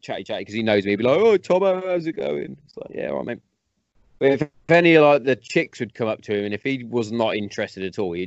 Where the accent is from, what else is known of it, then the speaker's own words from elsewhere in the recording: West Midlands, United Kingdom; I'm from the West Midlands